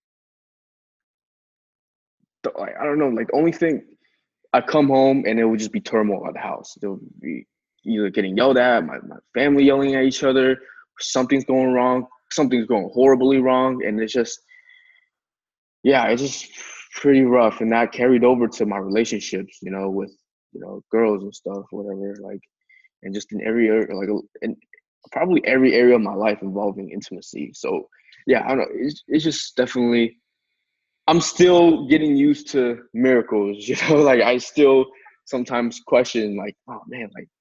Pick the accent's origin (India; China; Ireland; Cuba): China; now in United States; I grew up in China, and then I moved back here